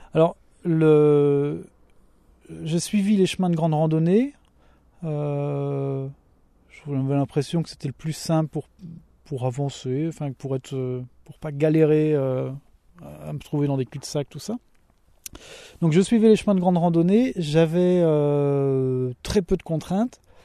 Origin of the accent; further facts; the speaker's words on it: Mayenne, Pays de la Loire, France; je suis originaire de la Mayenne